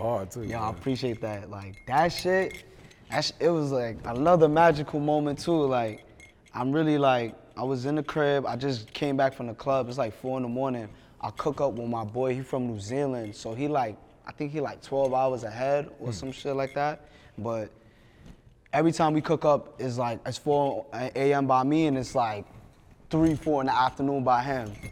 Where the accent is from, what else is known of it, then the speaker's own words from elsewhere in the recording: New York City, New York, United States; I'm from Brooklyn